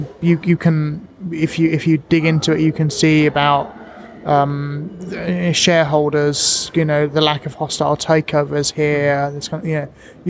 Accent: England, United Kingdom; born or raised there; moved away as an adult; now in Japan

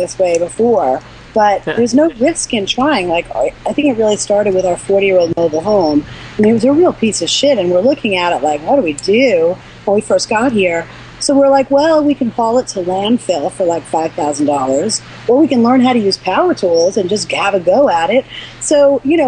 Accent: New York, United States; moved away; we're from New York.

